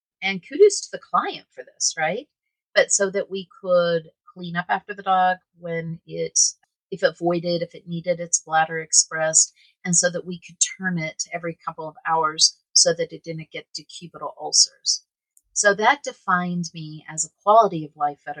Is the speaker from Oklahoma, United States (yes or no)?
yes; Oklahoma, United States; now in Colorado, United States; I grew up in Oklahoma.